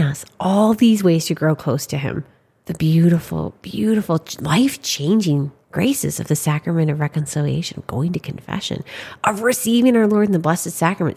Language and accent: English; Saint Paul, Minnesota, United States; I'm from Saint Paul, Minnesota.